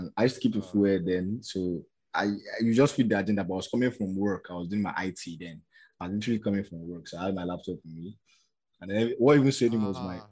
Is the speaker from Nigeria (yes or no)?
yes; Nigeria; as a Nigerian, and I live in Nigeria